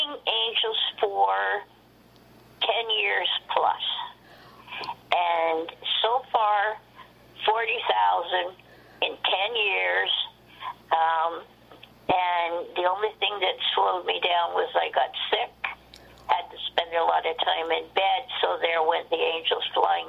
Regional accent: Toronto, Ontario, Canada; moved away as an adult; now in Peterborough, Canada; I was born in Toronto.

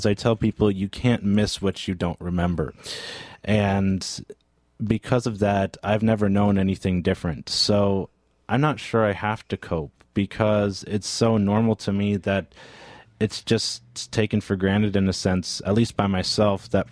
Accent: Newcastle, Ontario, Canada; moved away as an adult; also born or lived in Bowmanville; now in Peterborough, Canada; a school in my hometown of Newcastle

